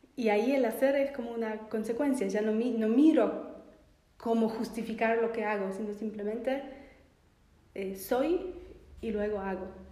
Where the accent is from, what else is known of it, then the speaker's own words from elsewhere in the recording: Poland; moved away as an adult; now in Argentina; soy de Polonia y me mudé para vivir acá